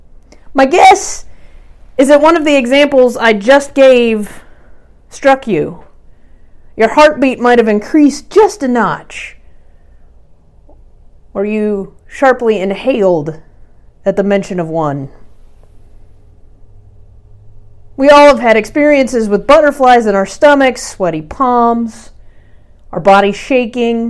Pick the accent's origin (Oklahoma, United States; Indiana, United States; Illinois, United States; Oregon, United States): Oklahoma, United States; Norman; moved away as an adult; also born or lived in Austin, Texas; my home church, First Presbyterian Church in Norman, Oklahoma. I grew up at this church